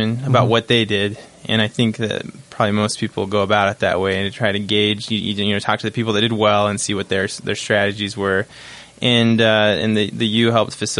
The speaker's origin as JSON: {"language": "English", "town": "Bountiful", "region": "Utah", "country": "United States", "tie": "born or raised there", "also_born_or_lived": "Provo, Utah", "said": "I'm from Bountiful, Utah originally. Grew up there."}